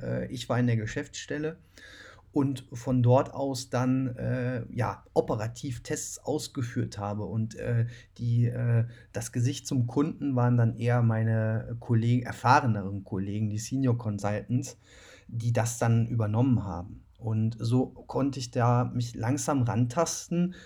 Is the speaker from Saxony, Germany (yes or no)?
no; Cologne, North Rhine-Westphalia, Germany; Ich komme aber ja selbst aus Köln